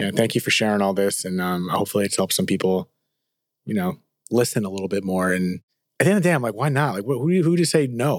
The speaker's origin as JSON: {"language": "English", "region": "New Jersey", "country": "United States", "said": "we're from Jersey."}